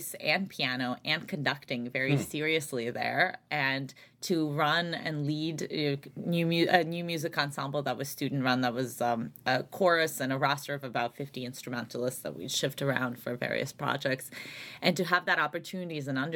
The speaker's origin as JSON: {"language": "English", "region": "Saint Petersburg", "country": "Russia", "tie": "born or raised there", "also_born_or_lived": "Albany, New York, United States", "moved": "yes", "said": "grew up largely in St. Petersburg, Russia, and then my family immigrated to the United States, so upstate New York, the Albany area"}